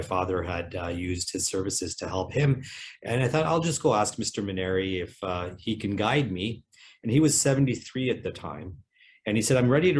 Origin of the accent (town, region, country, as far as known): Cambridge, Ontario, Canada; born or raised there; also born or lived in England